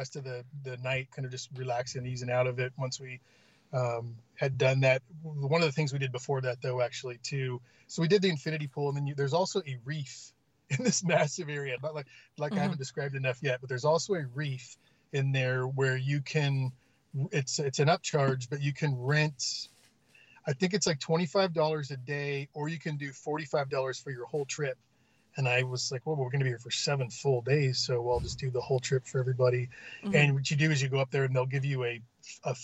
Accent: Orange County, California, United States; now in Texas, United States; I grew up in Orange County in California, and those beaches are cold

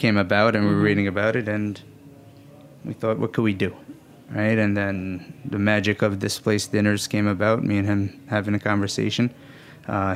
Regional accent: New York City, New York, United States; born and raised in Bay Ridge, Brooklyn. To Yemeni immigrants

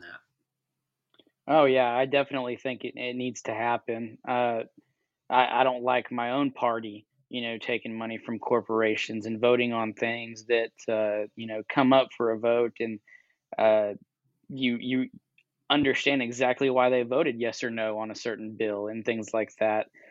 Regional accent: Texas, United States; I'm a Texan too

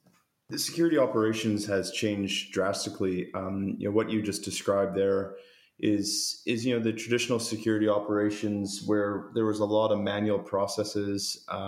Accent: Canada; accent: Canadian; now in Sydney, Australia; I've got a strong Canadian accent, but I've been in Australia around 18 years.

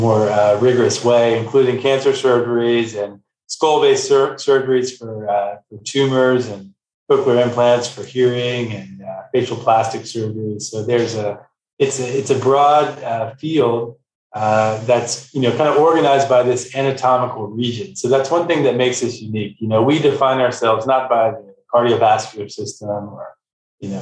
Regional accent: Texas, United States; I'm from Texas originally

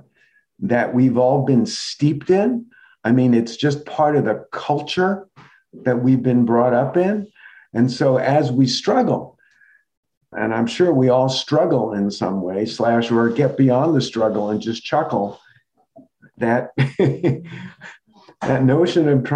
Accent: New York City, New York, United States; growing up in the New York City metro area

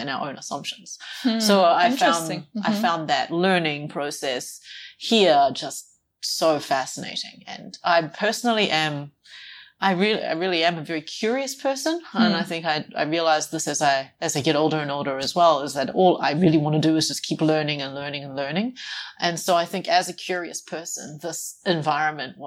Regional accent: New Zealand; moved away as an adult; also born or lived in Australia; now in China; I was born and raised in New Zealand.

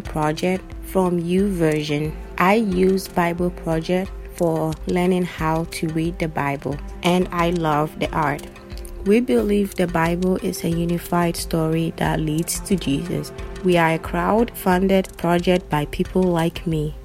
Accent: Ghana; I'm from Ghana.

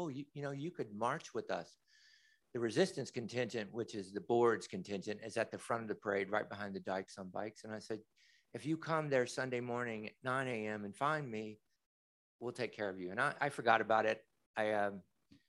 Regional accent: Kentucky, United States; also born or lived in Bay Area; now in San Francisco Bay Area, United States; I was born and raised in Kentucky. You might hear a little bit of an accent

